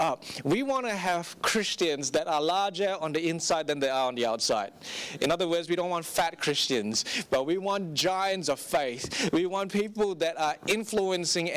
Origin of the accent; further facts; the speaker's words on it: Singapore; I grew up in Singapore, and for 15 years of my life